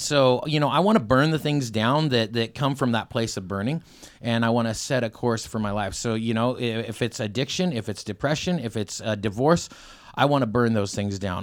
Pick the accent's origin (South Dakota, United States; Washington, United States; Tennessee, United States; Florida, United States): Washington, United States; Selah; born or raised there; also born or lived in Ellensburg, Washington